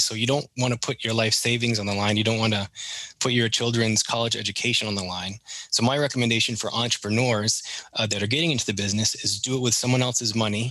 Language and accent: English; Maine, United States; accent: Canadian; moved away as an adult; also born or lived in Canada; now in Vero Beach, United States; growing up in Maine and spending a couple of years working in Canada